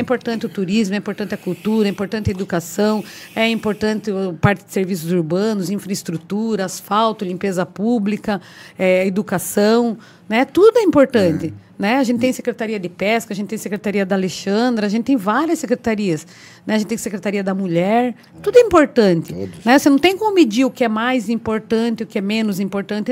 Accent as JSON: {"language": "Portuguese", "town": "Paranaguá", "region": "Paraná", "country": "Brazil", "tie": "born or raised there", "said": "eu nasci e fui criada ali atrás da Caixa d'Água, né, na Vila Paranaguá"}